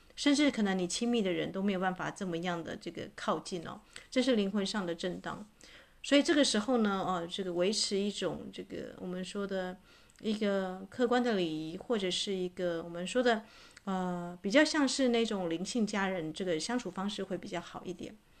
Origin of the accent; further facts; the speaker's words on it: Taitung, Taitung County, Taiwan; moved away; 这次我回去台东啊，啊，这个我的老家